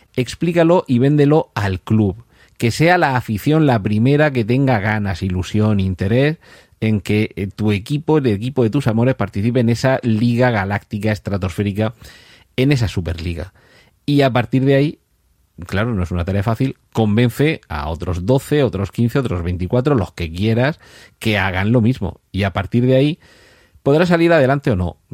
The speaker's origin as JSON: {"language": "Spanish", "town": "Murcia", "region": "Region of Murcia", "country": "Spain", "said": "soy de Murcia"}